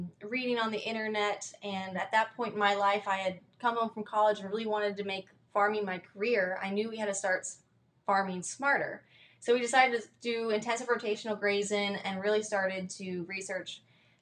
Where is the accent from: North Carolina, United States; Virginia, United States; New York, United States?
Virginia, United States; Fairfield; I'm from Fairfield, Virginia, where my father and I own and operate Mountain Glen Farm